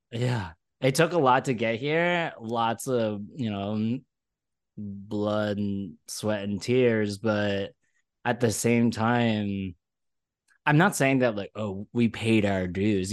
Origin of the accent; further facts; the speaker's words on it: Malaysia; now in New York, United States; I'm from Malaysia